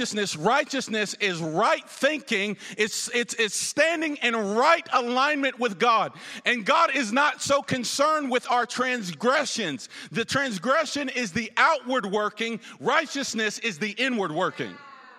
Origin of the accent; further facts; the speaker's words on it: the South, United States; now in Ferguson, United States; I'm from the South, where we're wild, loud, and crazy